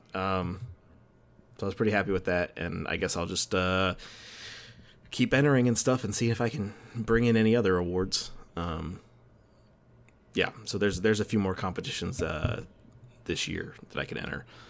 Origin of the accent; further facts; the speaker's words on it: Dickinson, Texas, United States; the city of Dickinson, which is my hometown, uh, just outside of Houston